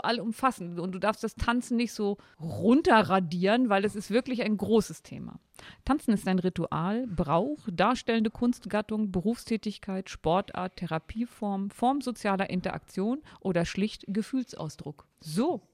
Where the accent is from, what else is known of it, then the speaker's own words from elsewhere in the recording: near Osterode am Harz / Seesen, Harz edge, Lower Saxony, Germany; ich komme aus dem Harz. Ich komme aus der Nähe von Osterode-Sesen, also dem Harzrand